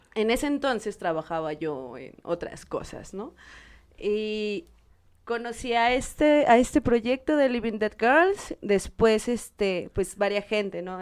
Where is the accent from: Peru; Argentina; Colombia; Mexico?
Mexico; Puebla; soy poblana